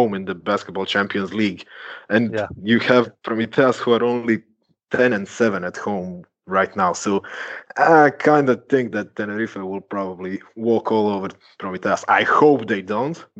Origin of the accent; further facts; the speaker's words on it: Croatia; I'm from Croatia